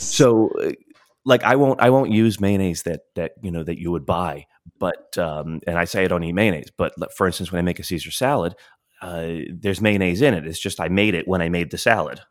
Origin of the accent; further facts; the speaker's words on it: Florida, United States; we grew up in Florida